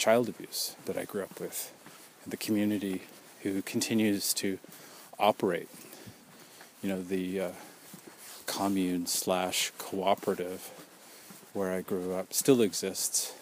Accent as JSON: {"language": "English", "country": "Canada", "said": "we're Canadian"}